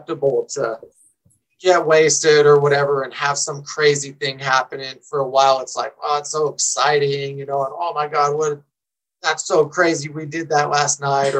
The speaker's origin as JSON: {"language": "English", "town": "San Diego", "region": "California", "country": "United States", "tie": "born or raised there", "moved": "yes", "lives_now": "Colorado, United States", "said": "I grew up in San Diego, in Southern California"}